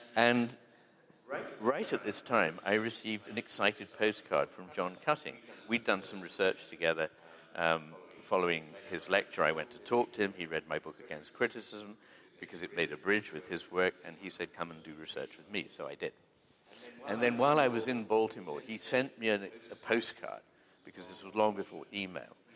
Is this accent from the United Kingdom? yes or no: yes; United Kingdom; we Brits